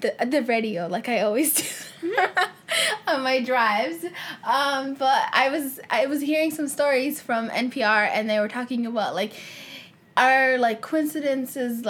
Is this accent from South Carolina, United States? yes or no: no; Minnesota, United States; we're from Minnesota